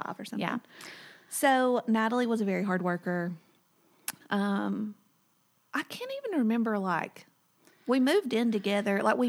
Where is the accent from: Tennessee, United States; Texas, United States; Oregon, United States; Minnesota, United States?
Tennessee, United States; Whitwell; moved away as an adult; also born or lived in Cookeville, Tennessee; So I grew up in Whitwell, Tennessee, which is about 15 minutes west of Chattanooga, Marion County, Sequatchie Valley.